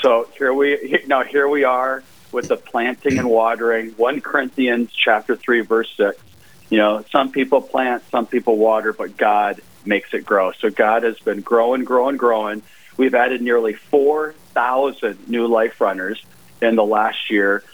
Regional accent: Sioux Falls, South Dakota, United States; moved away as an adult; I grew up in Sioux Falls

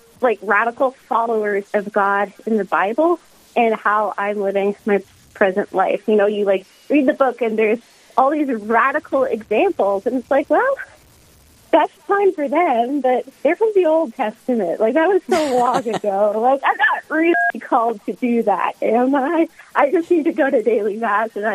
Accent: South Carolina, United States; moved away; growing up in South Carolina, I would go for a lot of long walks

